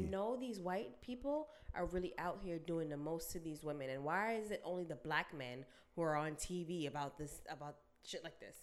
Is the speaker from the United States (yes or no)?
no; Jamaica; I'm Jamaican